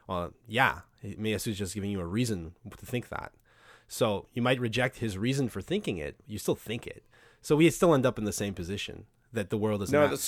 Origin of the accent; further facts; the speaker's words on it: Quebec, Canada; I'm French Canadian